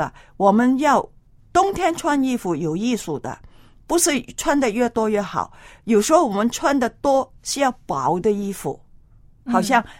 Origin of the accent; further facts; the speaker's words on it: China; 还有我们中国人很厉害的，穿袜子，穿那个嗯